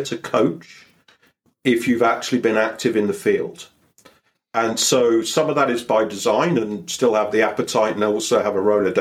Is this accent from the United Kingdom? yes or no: yes; United Kingdom; now I'm a Brit